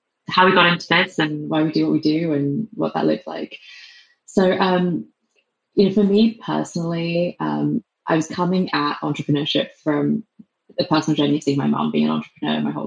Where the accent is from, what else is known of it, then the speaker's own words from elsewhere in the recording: England, United Kingdom; accent: English; moved away as an adult; also born or lived in London; now in San Francisco, United States; my English accent